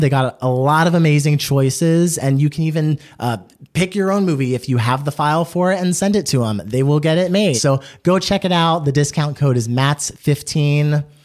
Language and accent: English; East Coast, United States; we from the East Coast